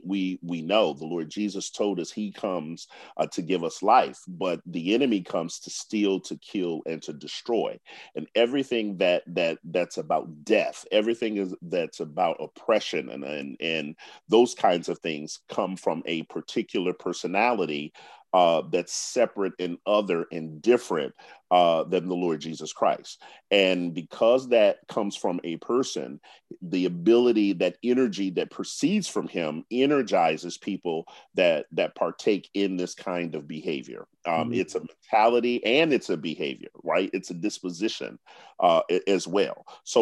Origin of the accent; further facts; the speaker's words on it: Washington, District of Columbia, United States; I grew up here in Washington, D.C., or in the region.